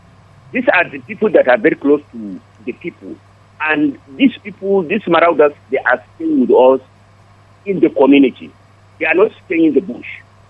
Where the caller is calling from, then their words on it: Angwarukwa, Plateau, Nigeria; I'm calling from Angwarukwa.